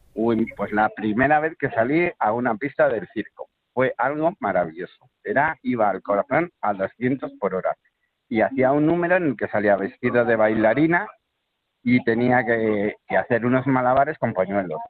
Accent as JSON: {"language": "Spanish", "town": "Valladolid", "region": "Castile and León", "country": "Spain", "tie": "born or raised there", "said": "yo soy de Valladolid"}